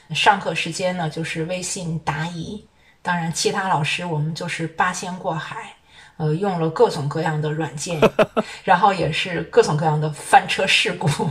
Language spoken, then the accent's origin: Chinese; China; 我们中国人